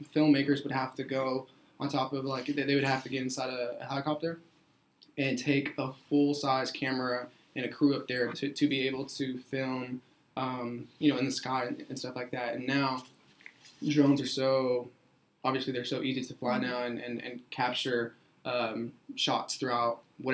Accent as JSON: {"language": "English", "town": "Ferris", "region": "Texas", "country": "United States", "tie": "born or raised there", "also_born_or_lived": "Mexico", "lives_now": "Corsicana, United States", "said": "I am from Mexico. I came here when I was 4 years old, but I grew up in Ferris, Texas"}